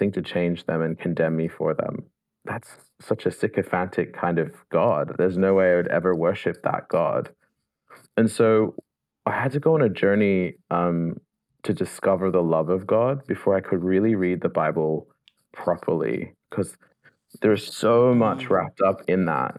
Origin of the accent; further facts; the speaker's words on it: Sydney, New South Wales, Australia; moved away as an adult; now in Oxford, United Kingdom; I'm from Sydney, Australia. Originally